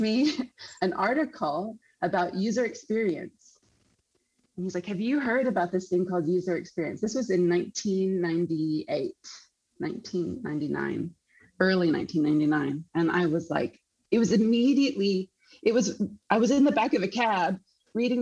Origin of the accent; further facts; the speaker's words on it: Council Bluffs, Iowa, United States; moved away as an adult; also born or lived in Chicago, United States; now in Sydney, Australia; I'm from Iowa originally. I grew up in Council Bluffs, Iowa